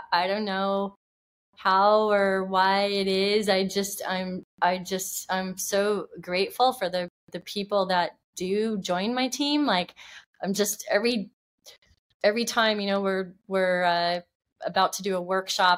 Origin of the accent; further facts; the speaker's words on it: Oregon, United States; moved away; also born or lived in California; I grew up in Oregon, and we'd always go camping